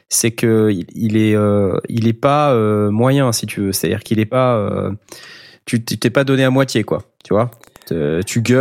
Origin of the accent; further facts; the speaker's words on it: France; moved away; also born or lived in London; on est, on est des Français